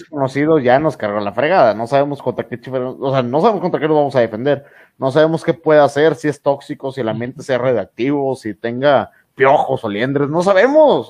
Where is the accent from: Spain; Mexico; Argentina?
Mexico; nosotros sabemos como mexicanos